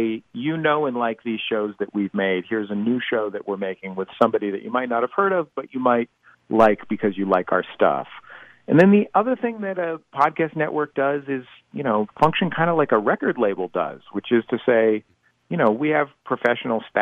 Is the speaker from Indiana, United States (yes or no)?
no; San Francisco, California, United States; I'm a native, born and raised in the Mission District